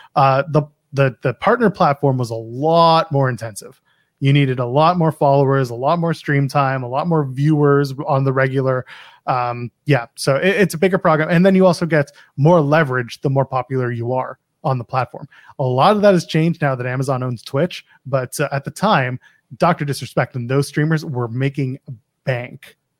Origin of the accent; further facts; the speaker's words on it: Canada; I'm a Canadian